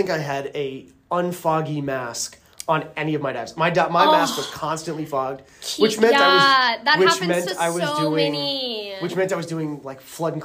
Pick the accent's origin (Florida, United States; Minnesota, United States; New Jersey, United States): New Jersey, United States; I grew up in New Jersey